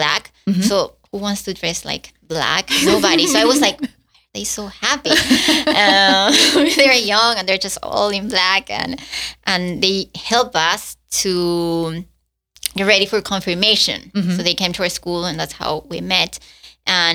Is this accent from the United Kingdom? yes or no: no; Lima, Peru; English is a second language; moved away as an adult; I grew up in Lima, in Peru, Catholic